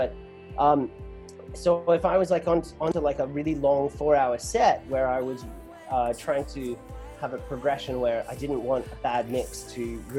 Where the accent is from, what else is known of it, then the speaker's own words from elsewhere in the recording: Australia; now in Los Angeles, United States; I used the word college here in America, but I grew up in Australia. I've been living in LA for 7 years now, hence the smooshed accent.